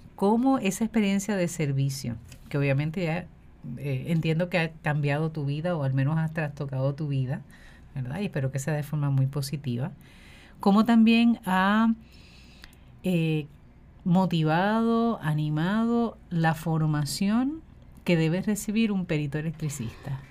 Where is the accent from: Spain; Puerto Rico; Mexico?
Puerto Rico; nosotros como pueblo puertorriqueño